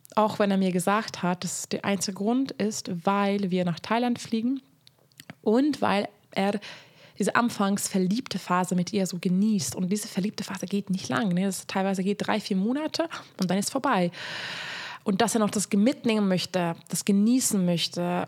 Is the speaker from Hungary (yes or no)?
yes; Hungary; moved away; Also ich komme aus Ungarn